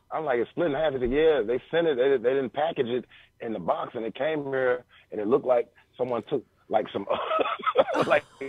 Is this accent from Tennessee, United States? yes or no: yes; Memphis, Tennessee, United States; also born or lived in Frayser, Memphis / Raleigh, Memphis; I come from Raleigh, man. You know, so I grew up, you know, in North Memphis.